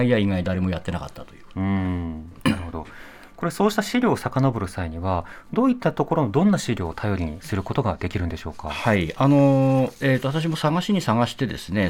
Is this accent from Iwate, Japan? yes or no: yes; Ninohe, Iwate, Japan; 岩手県の二戸市というと一番北のとこ